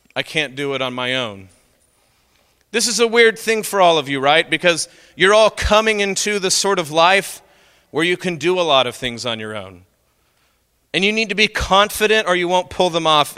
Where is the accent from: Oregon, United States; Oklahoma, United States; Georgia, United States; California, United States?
Oklahoma, United States; I'm from Oklahoma